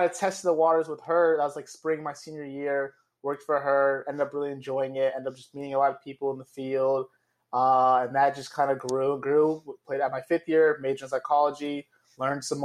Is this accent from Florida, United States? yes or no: yes; West Palm Beach, Florida, United States; moved away as an adult; also born or lived in New York City, New York; now in Tallahassee, United States; I was born and raised in South Florida, West Palm Beach